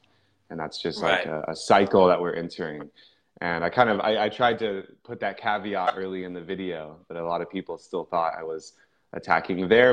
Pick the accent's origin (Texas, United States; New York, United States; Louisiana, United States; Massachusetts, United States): Texas, United States; Houston; also born or lived in Midland, Texas; born in Midland, so like out in West Texas, but I grew up in the Houston area, so Gulf Coast